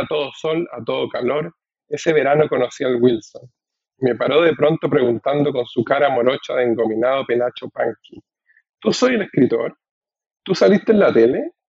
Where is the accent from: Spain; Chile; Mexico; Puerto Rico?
Chile; central Chile; accent: voz masculina chilena central; now in United States; en mi voz, que es una, la voz masculina chilena central